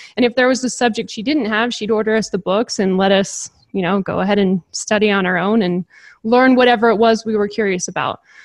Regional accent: Napa, California, United States; I grew up in Napa, California.

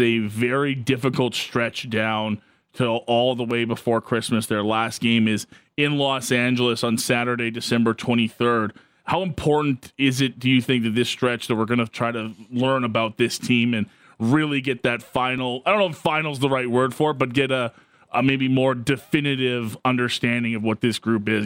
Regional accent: Canada; a Canadian hockey fan

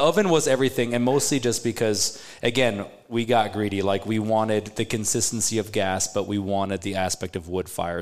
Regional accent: Switzerland; now in Omaha, United States; I was born in Switzerland

